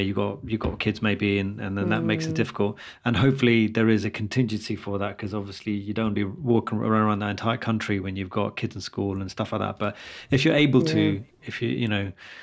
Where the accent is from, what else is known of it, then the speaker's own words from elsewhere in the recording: London, United Kingdom; I've always been a London guy. Now I've never really left London.